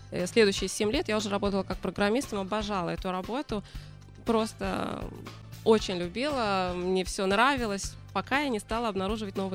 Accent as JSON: {"language": "Russian", "region": "Moscow", "country": "Russia", "moved": "as an adult", "lives_now": "Israel", "said": "Я приехала 18 лет сюда из Москвы и сразу попала в университет, можно сказать, по такой программе."}